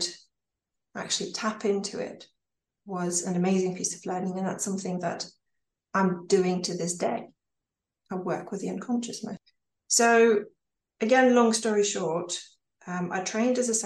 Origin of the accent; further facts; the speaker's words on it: Ukraine; moved away as an adult; also born or lived in United States; I was born in Ukraine, and I left at the age of 19